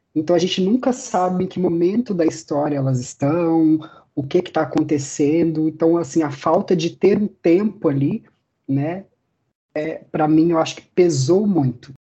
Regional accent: Brazil; a gente é brasileiro

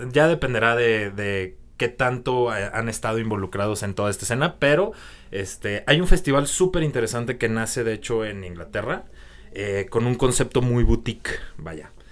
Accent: Guadalajara, Jalisco, Mexico; born or raised there; moved away

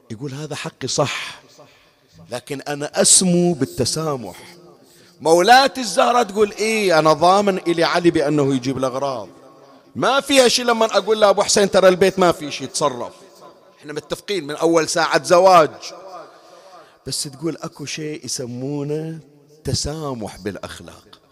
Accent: Bahrain; تذكرون النقل العام سابقا عندنا بالبحرين أنا الآن صار لي سنوات ما أذكر ما أدري الآن شلون الوضع

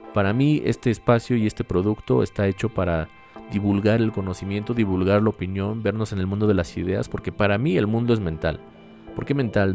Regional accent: Mexico; mi país

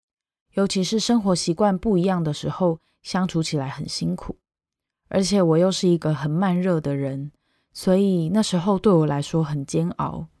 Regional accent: Taiwan; moved away as an adult; now in South Korea; 我是一个台湾人，我目前在韩国是一位中文老师。二零一八年在韩国外大语学堂念了一年书以后，就在韩国工作到现在。

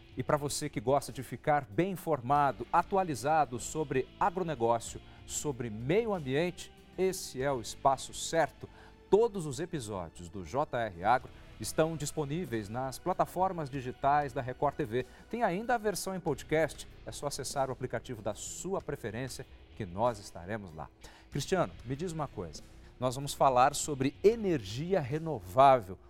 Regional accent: interior of São Paulo, Brazil; eu venho de uma região do interior de São Paulo, em que a, a, as usinas de cana-de-açúcar são muito comuns.

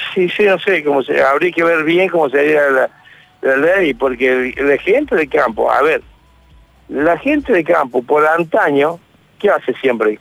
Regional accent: Villa María, Córdoba, Argentina; Yo soy de Villa María.

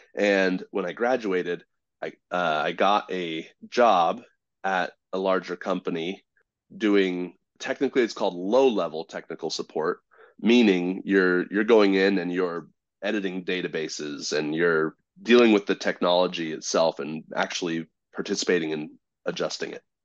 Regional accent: Southern California, United States; I grew up in Southern California, but not in the pretty part

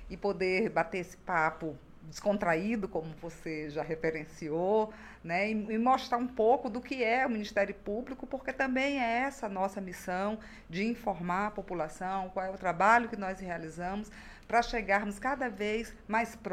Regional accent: Rio Branco, Acre, Brazil; Acriana, formada pela, pela Universidade Federal do Acre. Nasceu em Rio Branco mesmo? Nasci em Rio Branco.

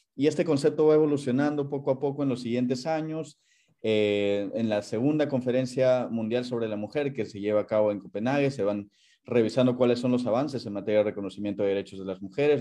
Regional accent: Puno, Peru; moved away as an adult; also born or lived in Lima; now in Geneva, Switzerland; yo soy de nacionalidad peruana, yo nací en Lima, viví 15 años en Puno, luego regresé a Lima para continuar con mis estudios

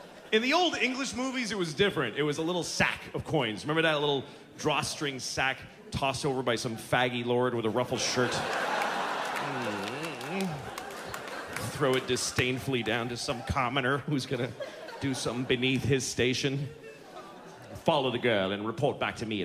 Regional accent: United States; I'm American

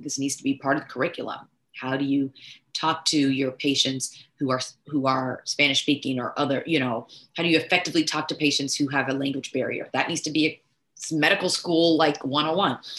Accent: Nigeria; I'm Nigerian

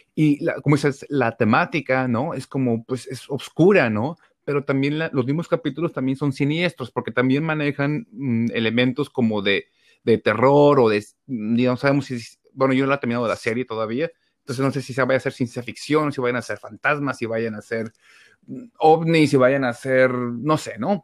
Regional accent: Mexico; uno como mexicano

